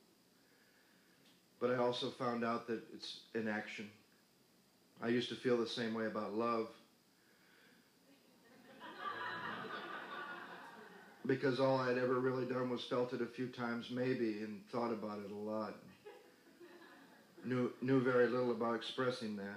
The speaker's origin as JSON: {"language": "English", "town": "Battle Creek", "region": "Michigan", "country": "United States", "tie": "born or raised there", "also_born_or_lived": "Denver, Colorado", "moved": "yes", "lives_now": "Santa Monica, United States", "said": "I grew up in Battle Creek, Michigan, and wasn't allowed to eat Kellogg's"}